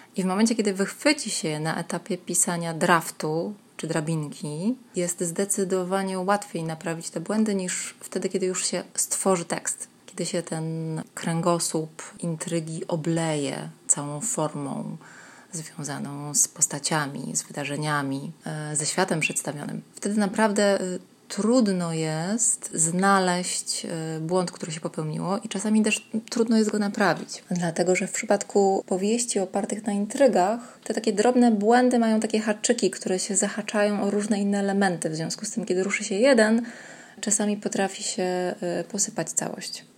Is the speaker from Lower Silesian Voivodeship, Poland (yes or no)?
no; Gdańsk, Pomeranian Voivodeship, Poland; moved away as an adult; also born or lived in Gdynia; now in Kraków, Poland; w Gdańsku się urodziłam i mieszkałam tam przez pierwsze 20 lat mojego życia